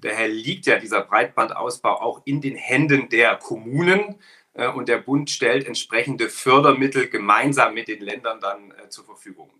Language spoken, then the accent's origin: German; Ilmenau, Thuringia, Germany; Heimatstadt in Ilmenau, eine kleine Stadt in Thüringen